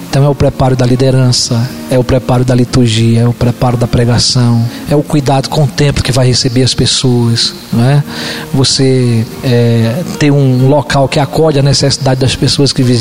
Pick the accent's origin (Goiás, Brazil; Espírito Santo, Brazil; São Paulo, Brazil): São Paulo, Brazil; a minha vinda para Penapa em 2013, eu digo, é um novo povo, mesmo sendo paulista, é uma nova cidade, não é?